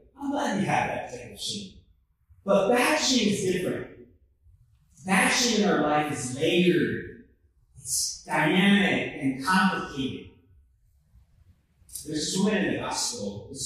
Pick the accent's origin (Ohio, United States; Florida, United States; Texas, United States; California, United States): Texas, United States; Houston; moved away as an adult; also born or lived in Philadelphia, Pennsylvania / Missouri; now in Kansas City, United States; I come from Houston, Texas. I'm born in Houston, Texas